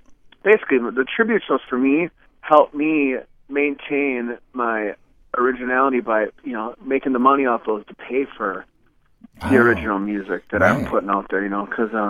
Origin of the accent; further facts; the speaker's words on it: La Crosse, Wisconsin, United States; So, you know, this is my hometown. This is where I grew up, and still my roots here.